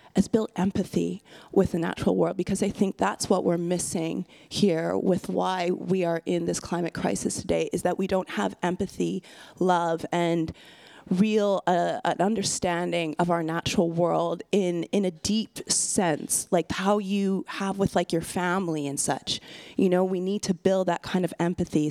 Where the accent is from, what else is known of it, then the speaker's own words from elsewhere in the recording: west coast of Canada, British Columbia, Canada; I'm Canadian and I'm from the west coast of Canada